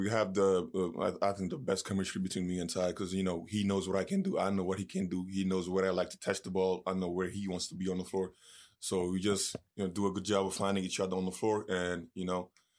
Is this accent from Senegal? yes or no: yes; Senegal; It's like, you know, I grew up in Senegal. Soccer is the number one sport. I didn't start playing until I was 14, you know.